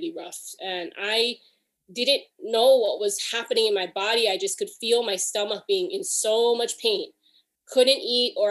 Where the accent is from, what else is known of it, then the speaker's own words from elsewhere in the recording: Hawaii, United States; now in Alameda, United States; I'm originally from Hawaii. I currently live in Alameda, California